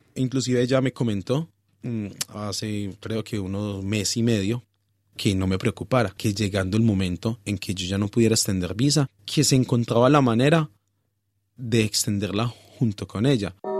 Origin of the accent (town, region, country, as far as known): Pereira, Risaralda, Colombia; moved away as an adult; now in Australia